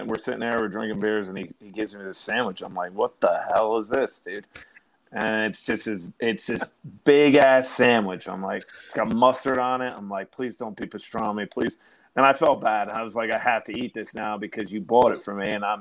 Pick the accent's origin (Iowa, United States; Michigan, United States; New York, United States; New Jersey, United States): New Jersey, United States; I'm from the Dirty Jersey.